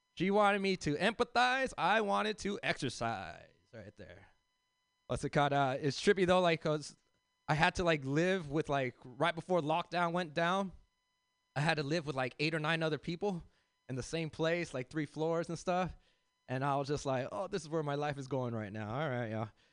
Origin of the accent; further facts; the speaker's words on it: Los Angeles, California, United States; I grew up in South Central